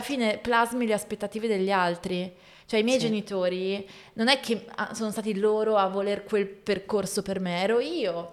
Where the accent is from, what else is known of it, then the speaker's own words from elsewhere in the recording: Voghera, Lombardy, Italy; also born or lived in Milan; vivere a Voghera, dove mm, sono cresciuta in provincia di Pavia